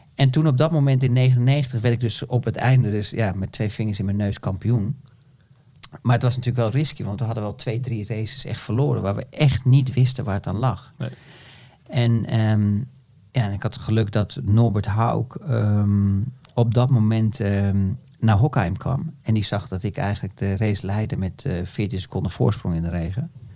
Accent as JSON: {"language": "Dutch", "country": "Netherlands", "said": "als Nederlander"}